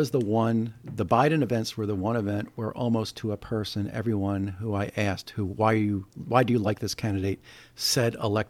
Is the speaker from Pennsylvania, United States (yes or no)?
yes; Scranton, Pennsylvania, United States; And let me tell you about growing up in Scranton. I know what the middle class, I know what the working class